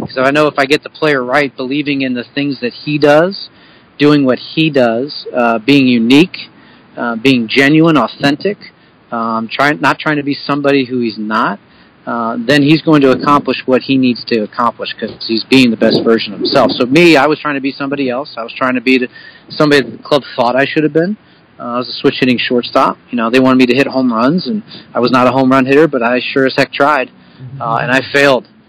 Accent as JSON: {"language": "English", "area": "Bucks County", "region": "Pennsylvania", "country": "United States", "said": "I'm from Bucks County originally, uh, from uh, and we live in Yardley, so we don't live too far away"}